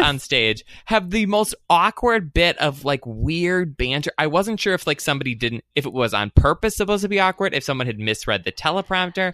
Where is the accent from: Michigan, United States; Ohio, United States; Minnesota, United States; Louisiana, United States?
Michigan, United States; I'm from Michigan